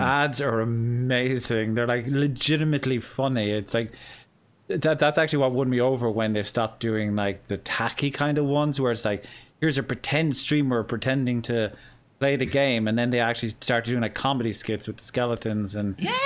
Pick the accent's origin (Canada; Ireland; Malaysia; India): Ireland; Cork, Munster; accent: southern Irish; here in the south of Cork. We tend to have, or south of Ireland, we tend to have a more understandable accent